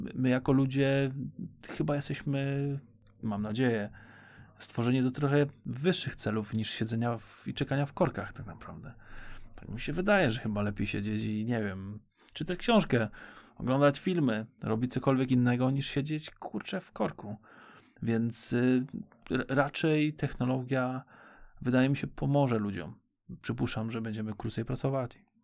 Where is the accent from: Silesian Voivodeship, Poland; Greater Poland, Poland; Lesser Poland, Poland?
Greater Poland, Poland; Poznań; Jesteśmy z Poznania